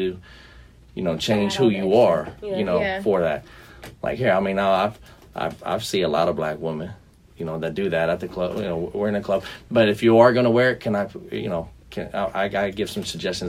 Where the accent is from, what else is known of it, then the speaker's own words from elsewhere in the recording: Cleveland, Ohio, United States; I'm from Cleveland, so I get cold, but I get hot real quick